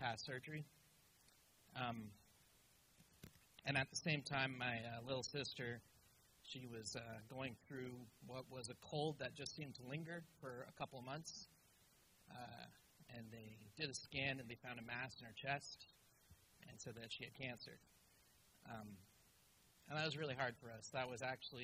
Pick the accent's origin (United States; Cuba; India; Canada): Canada; Ottawa, Ontario; born or raised there; also born or lived in Malaysia